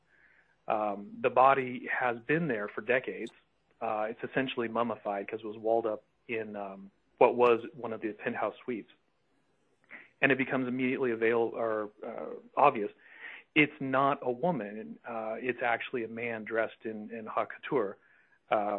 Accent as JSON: {"language": "English", "region": "rural Oklahoma", "country": "United States", "tie": "born or raised there", "said": "my hometown, which is rural Oklahoma"}